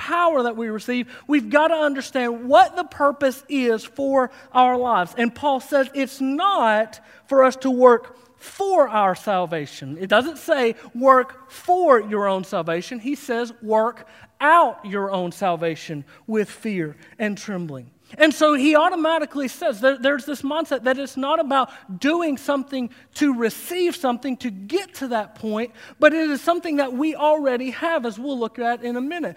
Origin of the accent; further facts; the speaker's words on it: Harlan County, Kentucky, United States; moved away; my hometown, Harlan County, USA